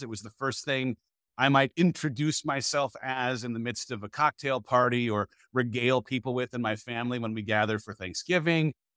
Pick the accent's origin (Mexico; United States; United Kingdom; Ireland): United States; California; moved away as an adult; now in Dripping Springs, United States; I moved my family from California, where we'd lived our entire life, to just outside of Austin, Texas, Dripping Springs